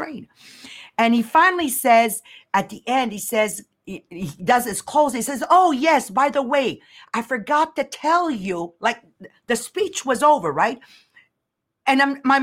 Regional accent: Canada; we're Canadian.

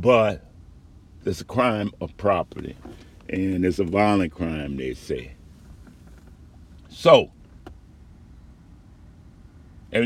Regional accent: New Orleans, Louisiana, United States; moved away; also born or lived in Phoenix; I grew up in Desire.

